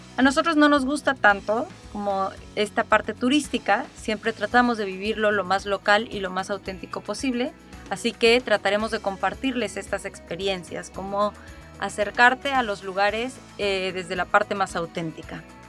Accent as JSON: {"language": "Spanish", "region": "Mexico City", "country": "Mexico", "also_born_or_lived": "Playa del Carmen", "moved": "as an adult", "said": "también soy de la Ciudad de México"}